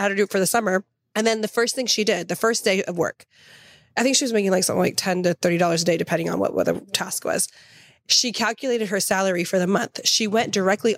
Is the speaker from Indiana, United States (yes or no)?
no; Tennessee, United States; moved away; also born or lived in Oklahoma; I grew up in Tennessee. 12 and a half years